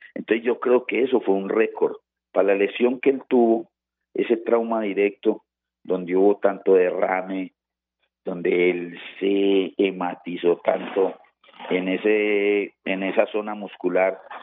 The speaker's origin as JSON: {"language": "Spanish", "country": "Colombia", "lives_now": "Manizales, Colombia", "said": "cómo somos los colombianos"}